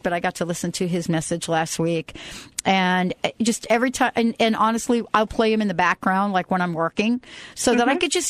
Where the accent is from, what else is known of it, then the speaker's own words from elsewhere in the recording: New England, United States; also born or lived in Western Pennsylvania; I'm from New England